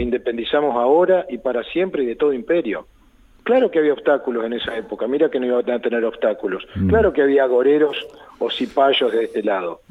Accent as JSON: {"language": "Spanish", "country": "Argentina", "said": "confío en mi pueblo"}